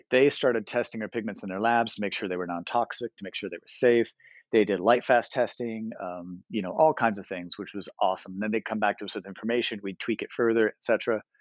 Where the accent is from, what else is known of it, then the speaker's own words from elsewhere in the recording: St Ives, England, United Kingdom; born there; also born or lived in United States; And so I'm not an Ohio guy. I'm a military kid. I'm from everywhere. I was born in the UK. I was born up in St. Ives.